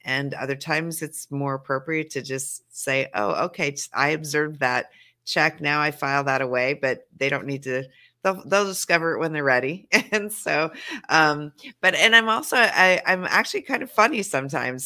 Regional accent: Montana, United States; now in Los Angeles, United States; I live in sure. LA, but I am a Montana

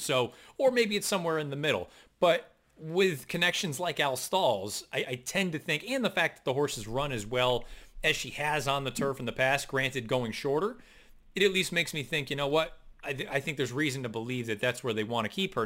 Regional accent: West Springfield, Massachusetts, United States; I grew up in West Springfield

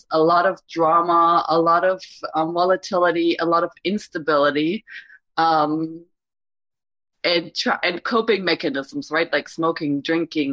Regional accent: Germany; moved away as an adult; now in United States; I was born in Germany, came to the U.S. when I was 26

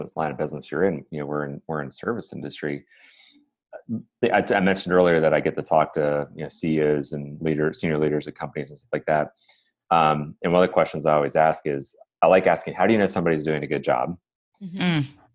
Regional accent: Cleveland, Ohio, United States; I'm from Ohio, I'm from Cleveland

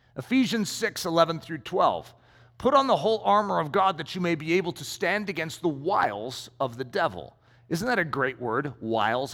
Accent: United States; as an American

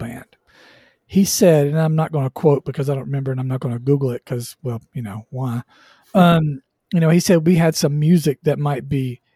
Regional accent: Southwest Georgia, United States; I grew up in Southwest Georgia.

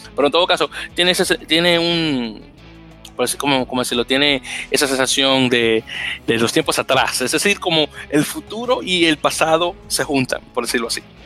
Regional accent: Dominican Republic; soy dominicano

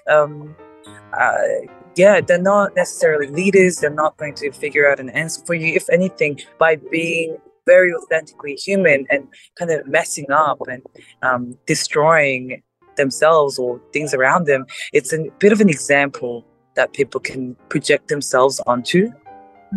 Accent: South Korea; now in Australia; I'm Asian. I forgot about that." Right. uh, Korea

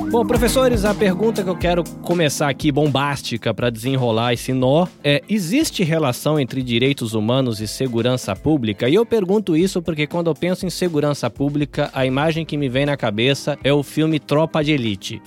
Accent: interior of São Paulo, Brazil; moved away; also born or lived in Salvador, Bahia; Apesar de nascido em Salvador, eu cresci no interior de São Paulo

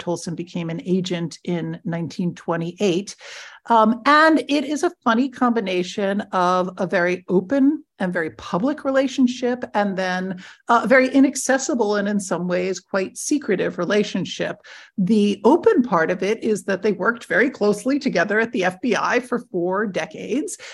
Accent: near Media, Pennsylvania, United States; a very small regional office in Media, Pennsylvania, which actually happens to be right next to my hometown

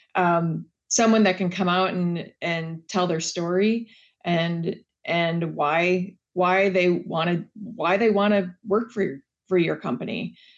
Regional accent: Wisconsin, United States; I grew up in Wisconsin

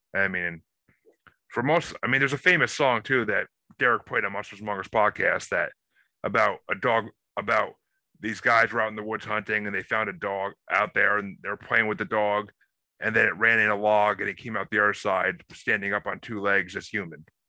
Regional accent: New York, United States; I I grew up in New York

